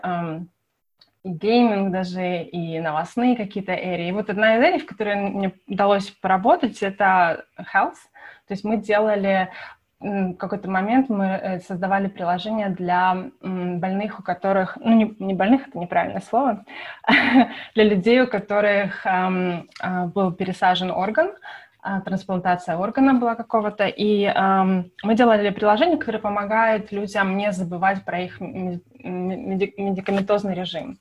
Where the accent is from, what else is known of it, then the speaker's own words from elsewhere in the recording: Kyiv, Ukraine; moved away as an adult; now in United States; вообще родом я из Киева